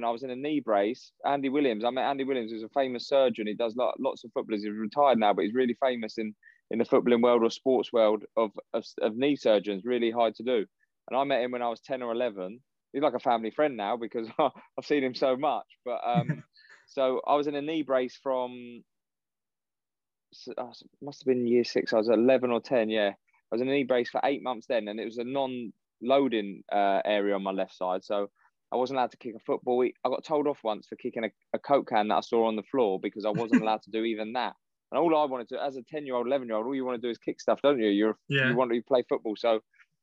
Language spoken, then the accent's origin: English; Windsor, South East England, United Kingdom; I grew up in Windsor, so the army barracks were